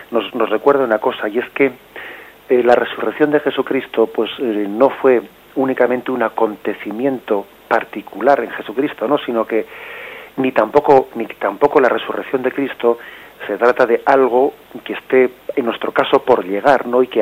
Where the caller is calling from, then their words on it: Madrid, Community of Madrid, Spain; de Madrid.